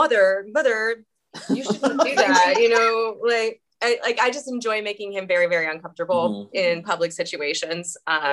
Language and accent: English; Midwest, United States; No, I'm just from the Midwest. we're just super nice because, I don't know.